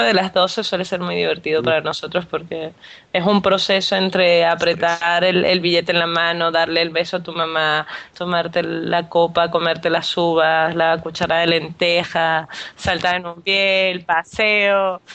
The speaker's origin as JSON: {"language": "Spanish", "country": "Venezuela", "said": "para mí como venezolana"}